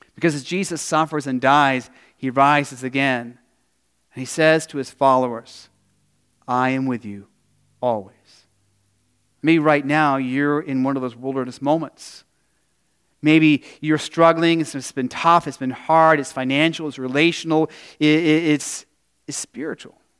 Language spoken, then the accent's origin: English; Arizona, United States; growing up in Arizona